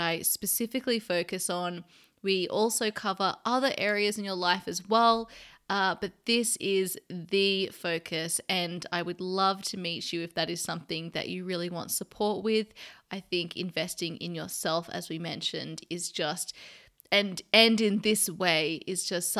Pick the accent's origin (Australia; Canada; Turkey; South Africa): Australia; Sydney, New South Wales; now in London, United Kingdom; my hometown in Sydney, Australia